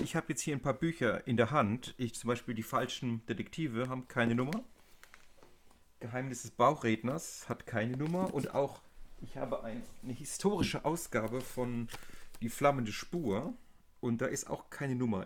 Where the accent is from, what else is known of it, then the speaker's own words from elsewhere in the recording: a place near Munich, Bavaria, Germany; Ich komme aus Süddeutschland, aus einem Ort bei den Mönchen